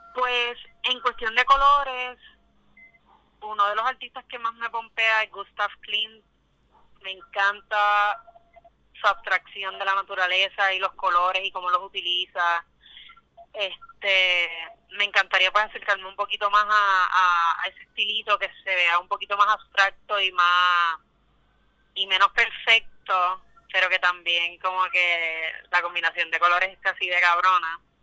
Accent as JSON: {"language": "Spanish", "town": "Quebradillas", "country": "Puerto Rico", "tie": "born or raised there", "also_born_or_lived": "Arecibo, Puerto Rico / San Juan, Puerto Rico", "moved": "as an adult", "lives_now": "Brooklyn, United States", "said": "Yo soy de Quebradillas, Puerto Rico, nací en Arecibo, pero fui criada en Quebradillas, toda mi vida viví en Quebradillas"}